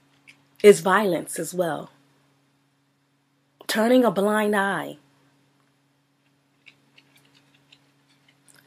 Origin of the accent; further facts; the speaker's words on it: Philadelphia, Pennsylvania, United States; growing up in Philadelphia